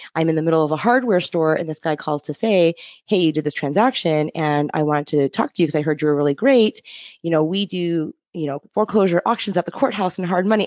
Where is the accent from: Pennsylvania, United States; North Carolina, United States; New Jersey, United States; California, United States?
California, United States; Los Angeles; moved away as an adult; also born or lived in Encinitas, California; now in Portland, United States; I'm from Los Angeles, California, and actually made my way here via San Diego